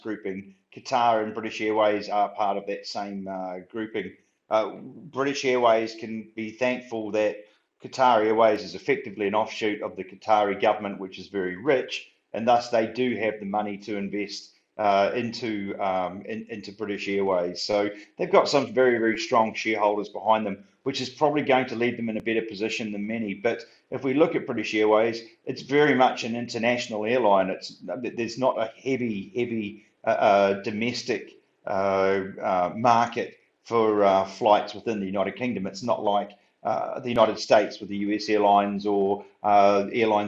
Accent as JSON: {"language": "English", "country": "New Zealand", "moved": "yes", "said": "I'm from New Zealand"}